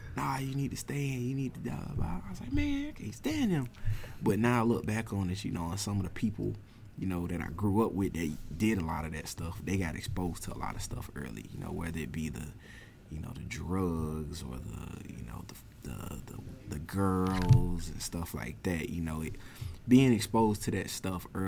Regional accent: Augusta, United States; I'm from Augusta, been in Augusta for as long as I've been living, my whole 25 years of existence on this planet

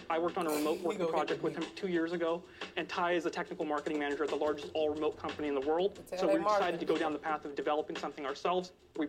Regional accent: Sacramento, California, United States; I'm from Sacramento, California

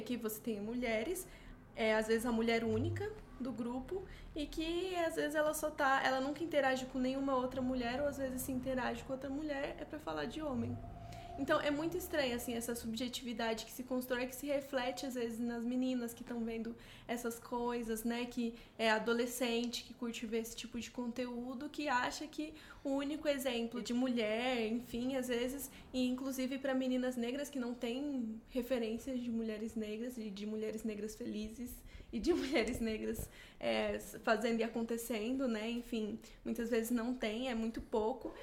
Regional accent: Barueri, São Paulo, Brazil; não é a região metropolitana de São Paulo, não é Barueri, não é onde eu cresci

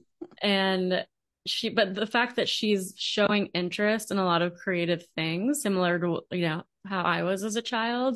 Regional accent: Long Island, New York, United States; moved away as an adult; also born or lived in Manhattan, New York / New Jersey / Georgia; now in Austin, United States; I spent the majority of my growing up years in New York, on Long Island

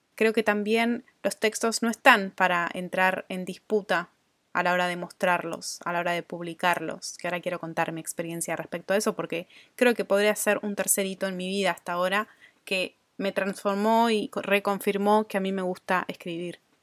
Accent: Argentina; moved away as an adult; also born or lived in Australia; viviendo afuera de Argentina, mi país de origen

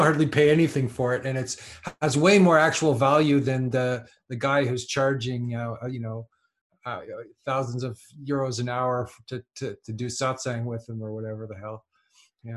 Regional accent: Canada; now in France; I come from kind of, you know, uh, well, just middle class Canada

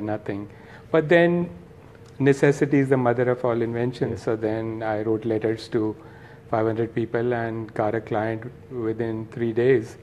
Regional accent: Nagpur, Maharashtra, India; moved away as an adult; now in Los Angeles, United States; I born and raised in Nagpur and uh, came here when I was 19, 36 years ago

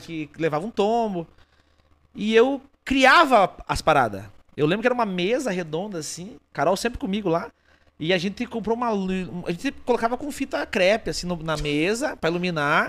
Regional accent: interior of Paraná, Brazil; also born or lived in Rio Grande do Sul; Eu sou do interior do interior do Paraná

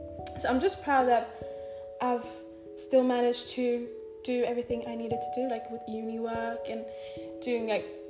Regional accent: Stockholm, Stockholm County, Sweden; moved away as an adult; I'm from Sweden. I'm from Stockholm. That's where I was born and raised.

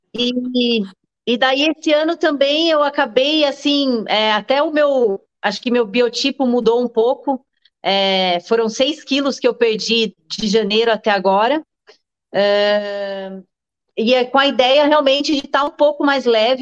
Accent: Jundiaí, São Paulo, Brazil; moved away as an adult; now in Indaiatuba, Brazil; eu sou de Jundiaí, é, vim para Indatuba há uns 12, 13 anos mais ou menos

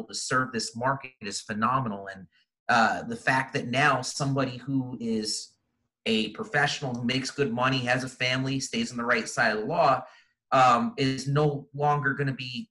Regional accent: East Coast, United States; moved away as an adult; now in Arizona, United States; Growing up, I grew up on the East Coast, and I moved out to Arizona about 15, 20 years ago now.

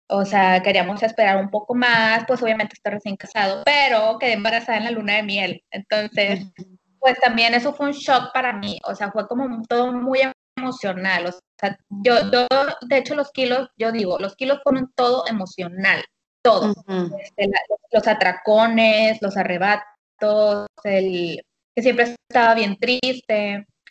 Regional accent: Monterrey, Nuevo León, Mexico; soy de aquí de Monterrey, Nuevo León

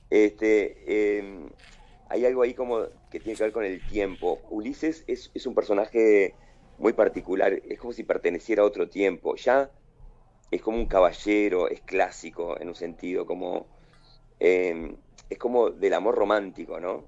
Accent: Balneario Solís, Maldonado, Uruguay; also born or lived in Piriápolis; yo hice todo el liceo en Piriápolis, este, yo me crié en Balneario Solís

